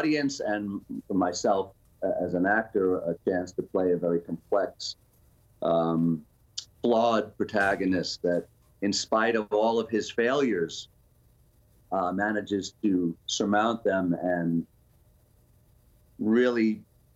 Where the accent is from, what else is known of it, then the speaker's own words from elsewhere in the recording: New York City, New York, United States; I'm a New Yorker. You know, this is a wonderful city, but I grew up through the 70s, 80s, and 90s